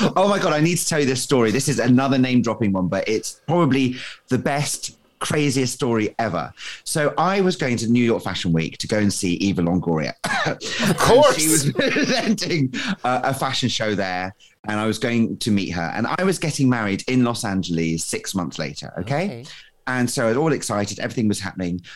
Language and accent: English; Scotland, United Kingdom; moved away as an adult; also born or lived in Leeds; being Scottish